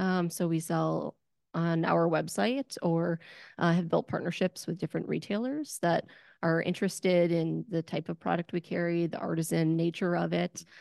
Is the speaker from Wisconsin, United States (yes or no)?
yes; Wisconsin, United States; I'm from Wisconsin